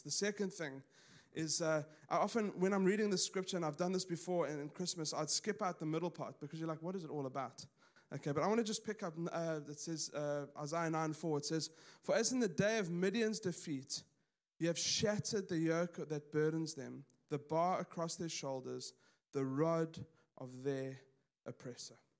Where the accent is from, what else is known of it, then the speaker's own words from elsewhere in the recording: South Africa; moved away; I grew up in South Africa, pretty conservative.